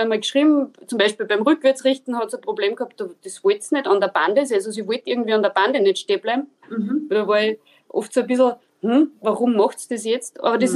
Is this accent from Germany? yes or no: no; Linz, Upper Austria, Austria; Ich komme aus Oberösterreich, aus Linz